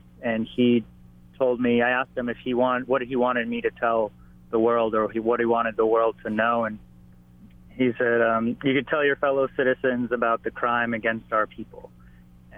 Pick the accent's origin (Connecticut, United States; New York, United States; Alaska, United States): Alaska, United States; moved away as an adult; also born or lived in Ukraine / Honokaa, Hawaii; now in Hilo, United States; we actually immigrated to Alaska first, and so the first 14 years I grew up in Alaska